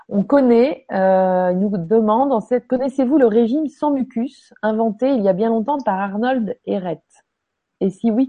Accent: Quebec, Canada; Peut-être parce que je suis du Québec que je connais pas.

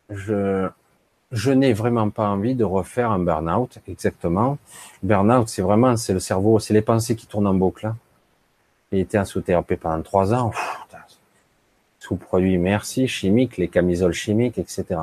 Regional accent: France; born there; La France, mon pays natal, dans mon cœur.

